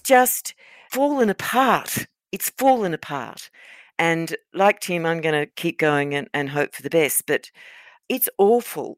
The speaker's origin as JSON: {"language": "English", "region": "Queensland", "country": "Australia", "said": "I'm a Queenslander"}